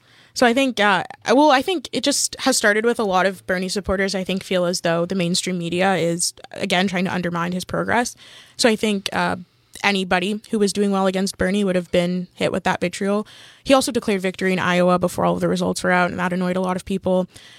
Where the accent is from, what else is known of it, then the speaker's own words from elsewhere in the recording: Canada; We're also Canadian, so I can't vote